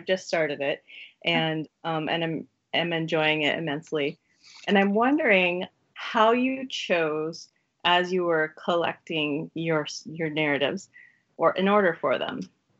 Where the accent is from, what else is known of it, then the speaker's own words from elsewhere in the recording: Eugene, Oregon, United States; you went to school in Oregon, where I'm from.